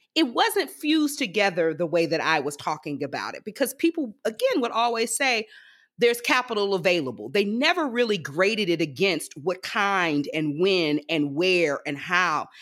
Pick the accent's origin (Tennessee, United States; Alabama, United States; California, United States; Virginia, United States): Alabama, United States; Prichard; I am actually from Pritchard, Alabama, which is a small bedroom community that borders, uh, Mobile, Alabama, right on the Gulf Coast.